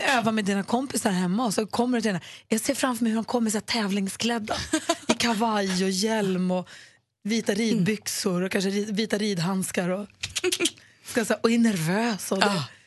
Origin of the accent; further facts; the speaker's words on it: Luleå, Norrbotten County, Sweden; vi hade rykt-SM när jag var liten på Luleå ridklubb